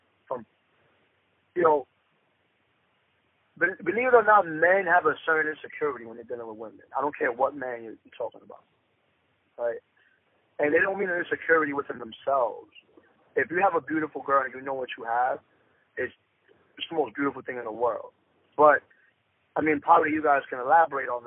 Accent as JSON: {"language": "English", "town": "New York City", "region": "New York", "country": "United States", "tie": "born or raised there", "said": "I'm from Dykeman, man. Born and raised."}